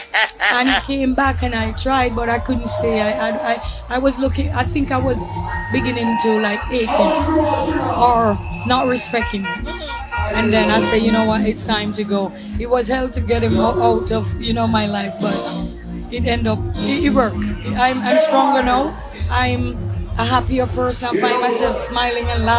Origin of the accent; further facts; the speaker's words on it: Saint Mary Parish, Jamaica; moved away; also born or lived in Kingston, Jamaica; I moved from Kingston, St. Mary to Kingston